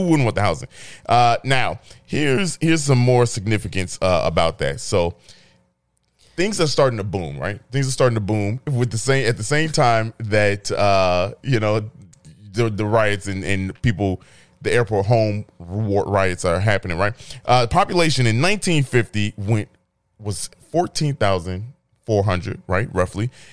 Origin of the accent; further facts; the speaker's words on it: Chicago, Illinois, United States; I grew up in Chicago lawn